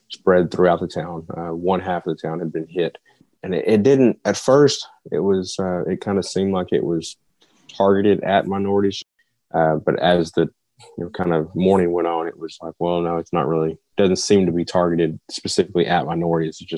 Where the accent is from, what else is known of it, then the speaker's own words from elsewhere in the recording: Marietta, Oklahoma, United States; So I was born and raised in Marietta. I've been been Marietta my entire life. Um, only time I wasn't in Marietta was when I was at college at Cameron in Lawton.